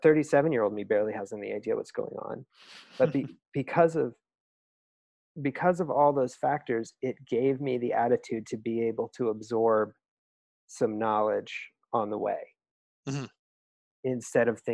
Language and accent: English; Colorado, United States; I'm from Colorado, so CU Boulder was state school